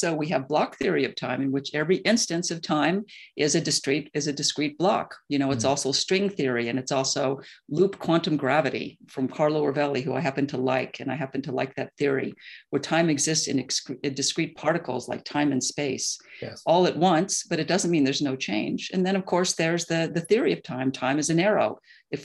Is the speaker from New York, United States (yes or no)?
yes; New York City, New York, United States; So I'm a New Yorker, grew up, you know, and my parents are New Yorkers, as I mentioned. I lived in New York for 30 years.